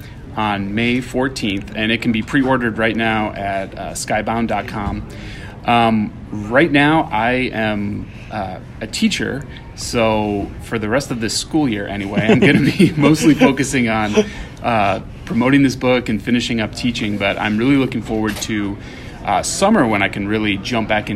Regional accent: Michigan, United States; my upbringing when I was growing up in Michigan

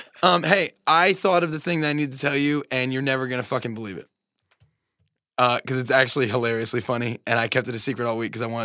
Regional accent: Long Island, New York, United States; I'm a guy from Long Island. Like, I look like a guy from Long Island

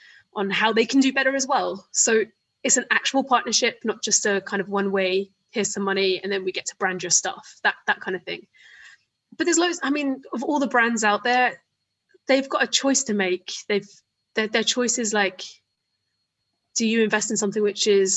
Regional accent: Isle of Wight, South East England, United Kingdom; growing up on the Isle of Wight, like I was

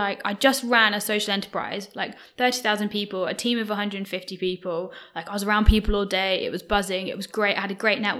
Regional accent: Birmingham, West Midlands, United Kingdom; now in London, United Kingdom; I'm not from London. I'm from Birmingham

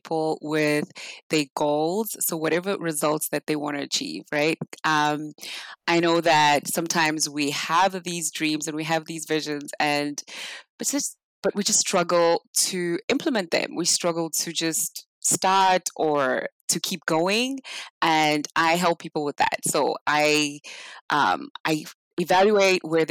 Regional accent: South Africa; moved away; I'm from South Africa. So back in South Africa, we grew up really poor

